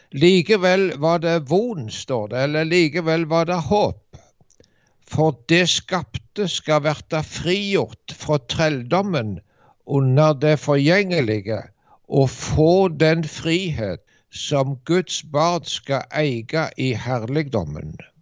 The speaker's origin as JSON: {"language": "Norwegian", "country": "Norway", "tie": "born or raised there", "said": "hjemme i Dubland."}